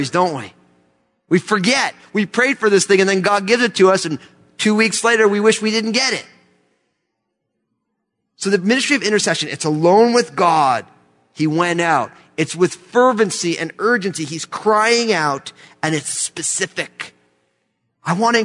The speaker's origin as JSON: {"language": "English", "country": "United States", "said": "I love being an American"}